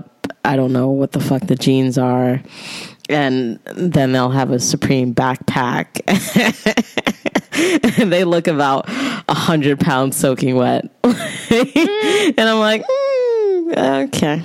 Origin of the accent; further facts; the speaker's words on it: New York City, New York, United States; I'm from Brooklyn